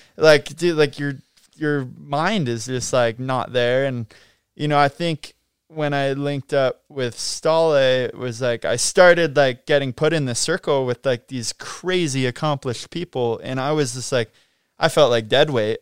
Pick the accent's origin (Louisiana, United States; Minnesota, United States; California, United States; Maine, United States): California, United States; Mammoth Lakes; growing up in Mammoth